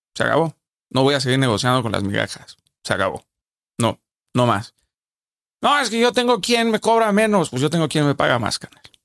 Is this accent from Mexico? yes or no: yes; Sinaloa, Mexico; Yo hablo así, soy sinaloense